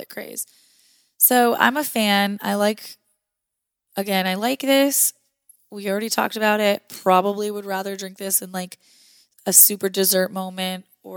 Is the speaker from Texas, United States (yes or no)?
no; North Dakota, United States; I'm from North Dakota